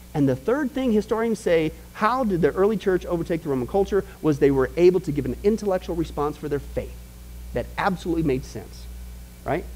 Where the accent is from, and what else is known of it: Midwest, United States; born or raised there